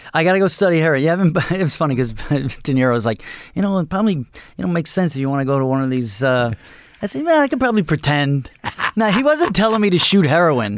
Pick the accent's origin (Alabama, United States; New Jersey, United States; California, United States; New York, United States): New York, United States; Dix Hills; I grew up in Dix Hills.